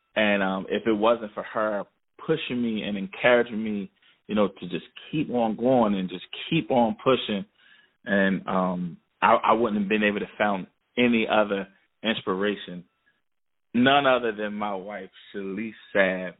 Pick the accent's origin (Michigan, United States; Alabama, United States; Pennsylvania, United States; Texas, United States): Pennsylvania, United States; Philadelphia; now in Baltimore, United States; I'm originally from Philadelphia. I was born in Philadelphia. Then I, I moved to Baltimore um, years ago, and I've been in Baltimore ever since.